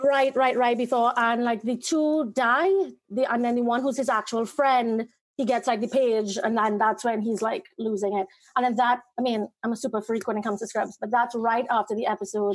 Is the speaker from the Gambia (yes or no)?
no; Trinidad & Tobago; Trinidad, in the Caribbean